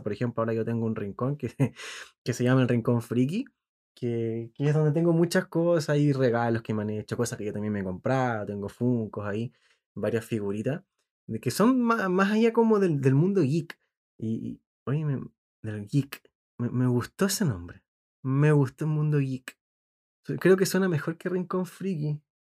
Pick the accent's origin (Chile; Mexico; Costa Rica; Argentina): Chile; como buen chileno